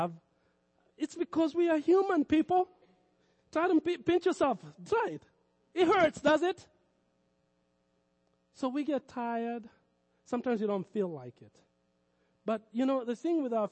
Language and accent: English; Kenya; moved away; in Kenya, I grew up around Muslims